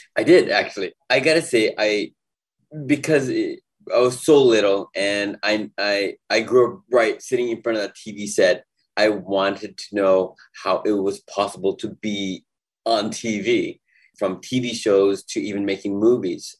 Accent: Los Angeles, California, United States; I grew up in East

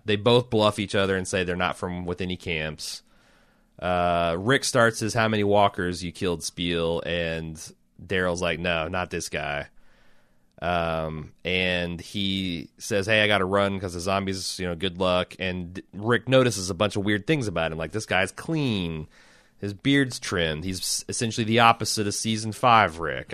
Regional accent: Indianapolis, Indiana, United States; we're releasing these from Southwest Indianapolis

